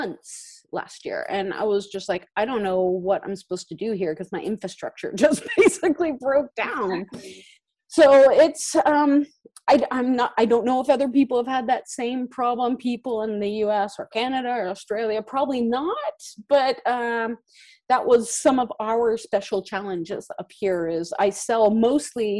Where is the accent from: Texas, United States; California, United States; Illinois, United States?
California, United States; moved away as an adult; now in Norway